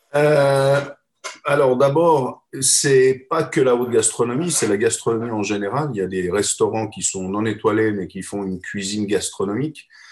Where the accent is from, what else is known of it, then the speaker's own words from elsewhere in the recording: Geneva, Switzerland; moved away as an adult; now in Paris, France; je suis un Suisse, je suis né à Genève